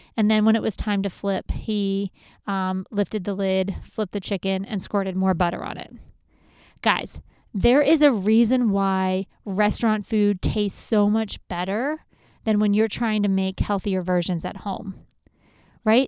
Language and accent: English; Lancaster County, Pennsylvania, United States; I grew up in Lancaster County, where if you throw some meat, potatoes, and corn on the table, you have an amazing meal.